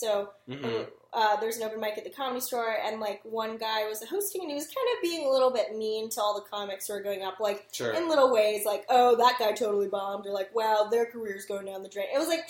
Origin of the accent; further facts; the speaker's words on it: United States; I'm American, I was born here, I'm not an immigrant, I'm not a first generation.